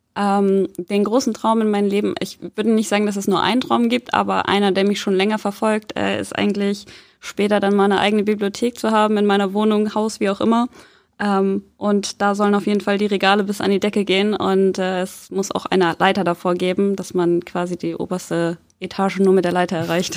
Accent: Soltau, Lower Saxony, Germany; moved away as an adult; now in Hamburg, Germany; Ich bin in Hamburg zwar geboren, bin aber aufgewachsen in äh, Soltau

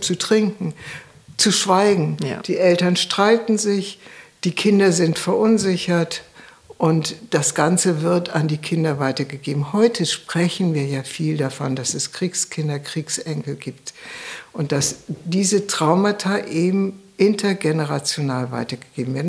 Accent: Germany; als Deutsche leben wir in der deutschen Kultur

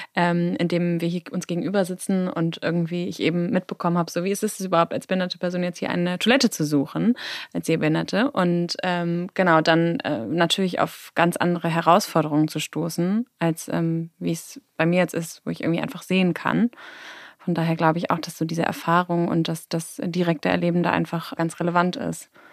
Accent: Hamburg, Germany; ich bin auch in Hamburg groß geworden

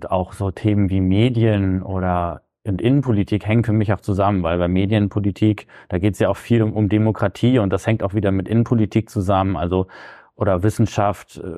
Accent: Barnsdorf, Lower Saxony, Germany; now in Bremen, Germany; Genau, ich bin in Barnsdorf aufgewachsen, {S1} das ist im Landkreis Diepholz. Ich habe auch in Diepholz äh, mein Abi gemacht und bin dann zum Studium äh, hier nach Bremen gezogen.

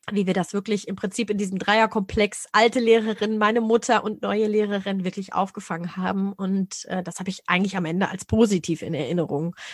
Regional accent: Lower Saxony, Germany; ich habe bei uns in Niedersachsen gab es damals die Orientierungsstufe, weiß gar nicht, ob es sie jetzt noch gibt.

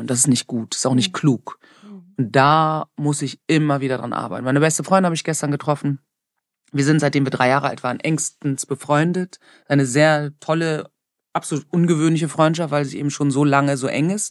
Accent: Germany; ich bin halt in Deutschland aufgewachsen.

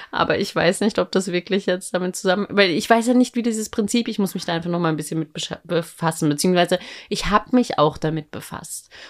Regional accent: Austria; now in Berlin, Germany; ich bin ja in Österreich

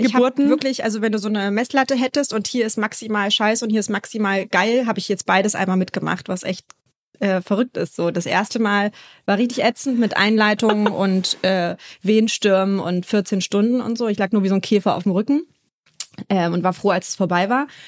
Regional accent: Berlin, Germany; moved away as an adult; now in Hamburg, Germany; Ich komme gebürtig eigentlich aus Berlin, lebe jetzt aber mittlerweile in Hamburg

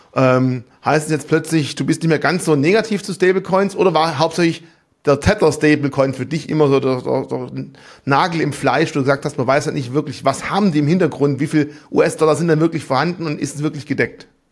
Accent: Germany; uns als Deutsche

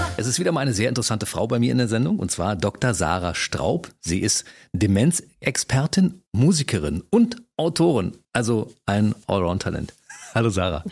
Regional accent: Berlin, Germany; als Berliner

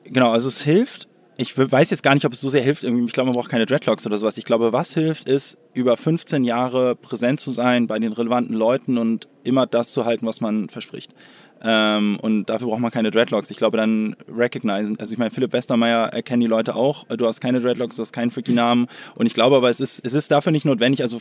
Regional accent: Hamburg, Germany; born there; bin eigentlich Hamburger

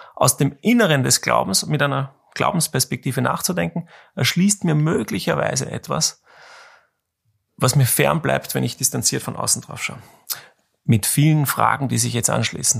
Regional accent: Austria; als Österreicher

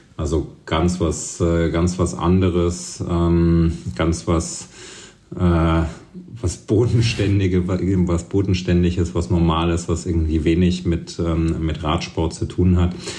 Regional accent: Thuringia, Germany; moved away as an adult; also born or lived in Leipzig / Berlin; bin eben in Thüringen aufgewachsen und äh, bei mir um die Ecke in Ilmenau war so eine, äh, so eine Downhill World Cup Strecke

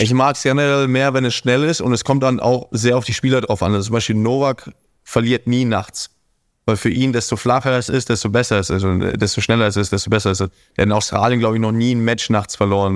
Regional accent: Hamburg, Germany; now in Monaco; Hamburg wird immer meine Heimat sein.

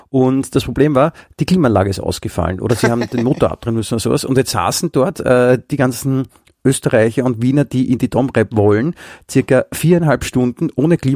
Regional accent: Germany; born there; weil ich ja ich bin in Deutschland geboren und habe, äh, also meine ganze Pappseite wohnt ja in Deutschland nach wie vor.

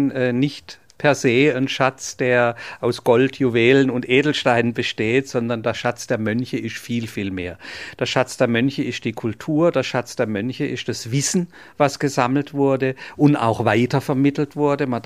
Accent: Villingen-Schwenningen, Baden-Württemberg, Germany; ich komme aus Villingen-Schwenningen bzw. aus Kappel.

